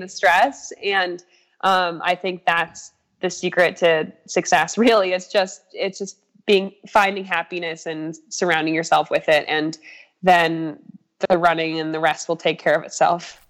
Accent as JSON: {"language": "English", "town": "Crested Butte", "region": "Colorado", "country": "United States", "tie": "born or raised there", "lives_now": "Boulder, United States", "said": "i just love where i grew up so much"}